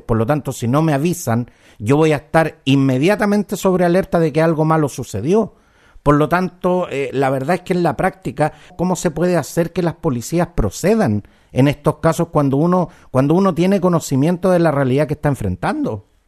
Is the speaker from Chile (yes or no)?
yes; Chile; somos todos chilenos